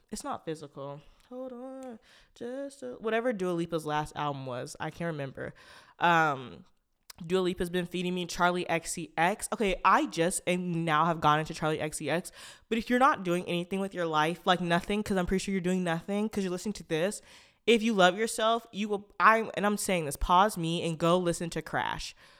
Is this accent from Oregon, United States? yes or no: yes; Portland, Oregon, United States; a Black person who's from Portland, Oregon